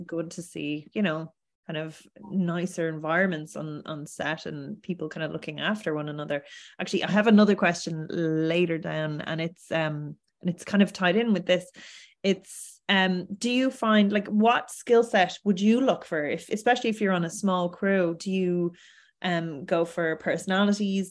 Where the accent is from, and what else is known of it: Ireland